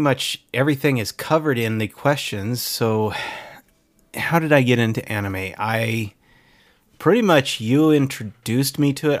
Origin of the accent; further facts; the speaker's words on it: California, United States; it's my home state